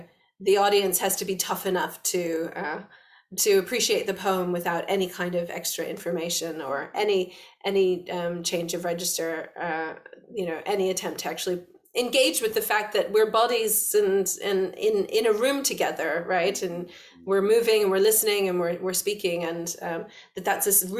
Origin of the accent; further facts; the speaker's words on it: West Virginia, United States; being a little girl in West Virginia